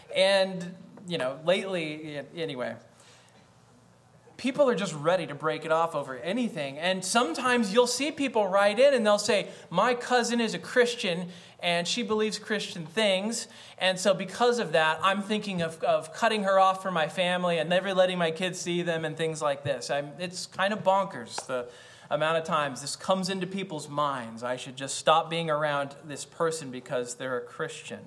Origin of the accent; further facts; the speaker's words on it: United States; I am an American.